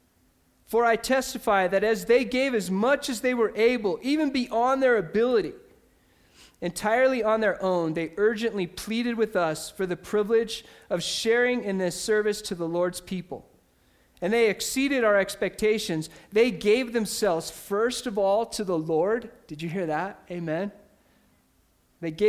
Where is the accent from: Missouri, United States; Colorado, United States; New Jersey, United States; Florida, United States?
Colorado, United States; Ordway; I grew up in Ordway, Colorado